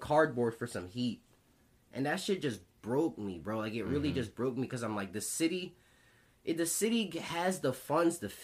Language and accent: English; Philadelphia, Pennsylvania, United States; also born or lived in Bloomsburg; us growing up in Philly